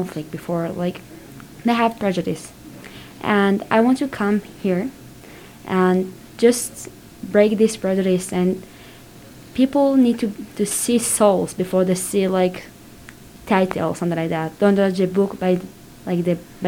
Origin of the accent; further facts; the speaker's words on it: Tiberias, Northern District, Israel; I'm originally from Tiberias, the small city in the north of Israel